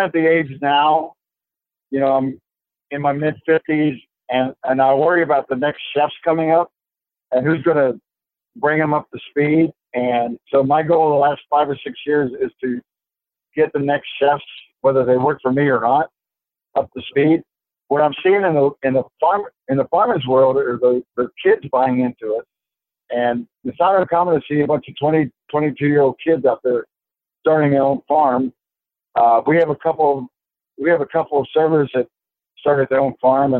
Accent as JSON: {"language": "English", "region": "South Texas", "country": "United States", "tie": "born or raised there", "said": "I grew up in South Texas"}